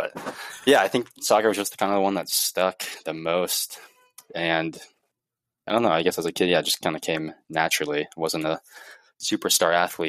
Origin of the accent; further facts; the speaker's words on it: Coppell, Texas, United States; I am from the land of milk and honey, known as Coppell, Texas, a little suburb outside of Dallas. Grew up there